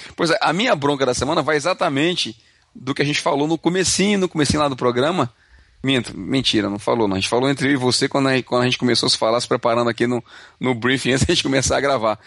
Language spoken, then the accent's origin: Portuguese; Ceará, Brazil; now in Canada; Eu vim lá do Ceará